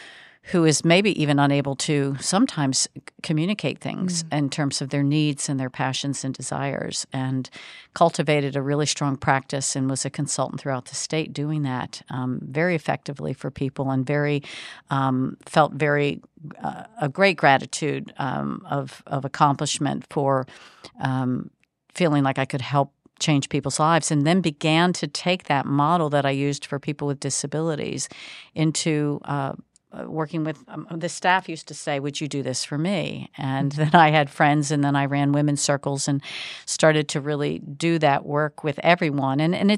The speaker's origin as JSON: {"language": "English", "town": "Baltimore", "region": "Maryland", "country": "United States", "tie": "born or raised there", "said": "I am originally, and that's been quite some time ago, born and raised in the Baltimore area of the Mid-Atlantic"}